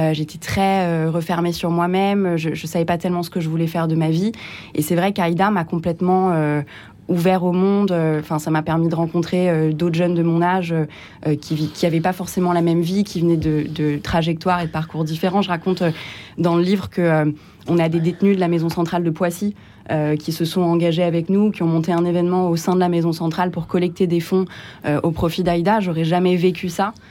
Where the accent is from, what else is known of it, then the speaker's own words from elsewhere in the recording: Beirut, Beirut Governorate, Lebanon; born there; Moi, je viens d'un pays où il n'y a pas forcément, enfin, où les associations se substituent aussi à l'État, parce qu'il n'y a, plus d'État aujourd'hui au Liban compte tenu de la situation.